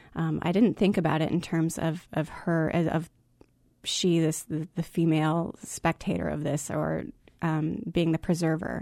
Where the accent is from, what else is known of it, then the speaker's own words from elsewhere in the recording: Alaska, United States; I grew up in Alaska